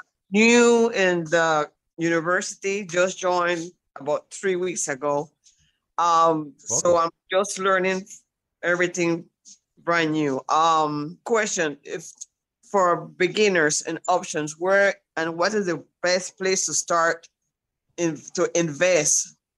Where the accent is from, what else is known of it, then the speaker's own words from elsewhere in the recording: Panama; now in United States; I'm from Panama, but I'm living in the United States.